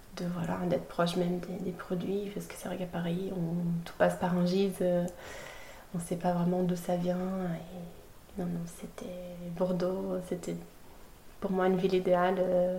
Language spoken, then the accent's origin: French; Florianópolis, Santa Catarina, Brazil; moved away as an adult; also born or lived in Lausanne, Switzerland; now in France; j'ai grandi toute ma vie au Brésil